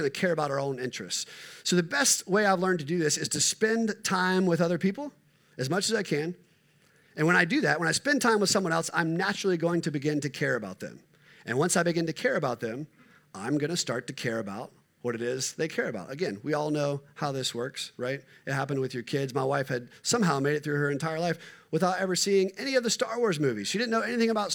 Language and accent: English; United States; I am an American middle-class white male